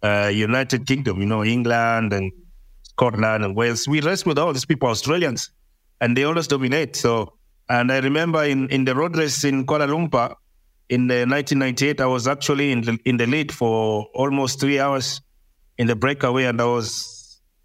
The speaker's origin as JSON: {"language": "English", "town": "Mombasa", "region": "Mombasa County", "country": "Kenya", "tie": "born or raised there", "said": "I grew up in Mombasa"}